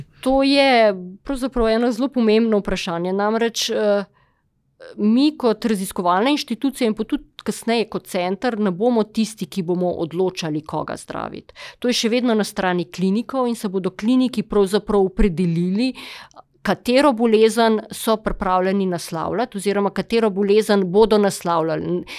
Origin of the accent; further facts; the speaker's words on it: Slovenia; smo Slovenci e, zelo iznajdljivi pri postavljanju uver